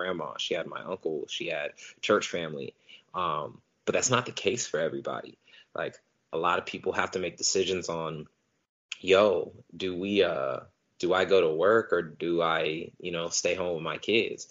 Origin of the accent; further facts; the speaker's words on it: Stockton, California, United States; I am born and raised in Stockton, California. Still live here